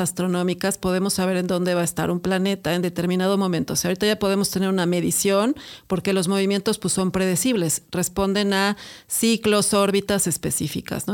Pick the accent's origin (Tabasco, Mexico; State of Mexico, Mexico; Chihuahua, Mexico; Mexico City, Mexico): Mexico City, Mexico; Somos argüenderísimos los chilangos